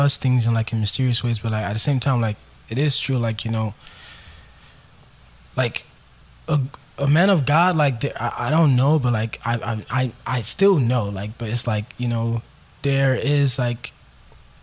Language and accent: English; Nigeria; I'm from Nigeria